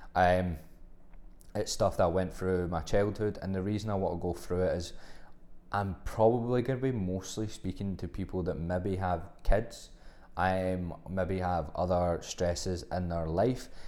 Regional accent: Glasgow, Scotland, United Kingdom; also born or lived in Australia; I'm from Glasgow, so there's, there's a extreme Glaswegian trait

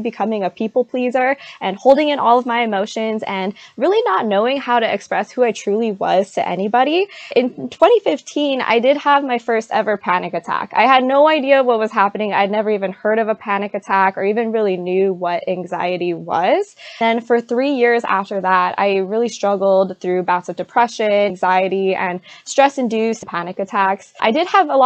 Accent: San Diego, California, United States; I'm from San Diego, California.

